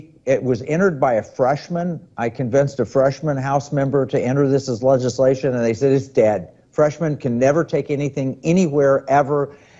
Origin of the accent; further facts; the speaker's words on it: California, United States; I might as a Californian, prefer my money be held in Alaska and my gold be held in Alaska.